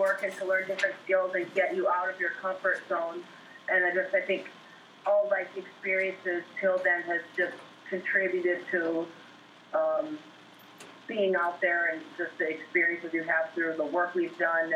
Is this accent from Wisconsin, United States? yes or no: yes; Wisconsin, United States; moved away as an adult; now in Alaska, United States; We grew up in Fort Wayne, Wisconsin, which is on the south shore of Lake Superior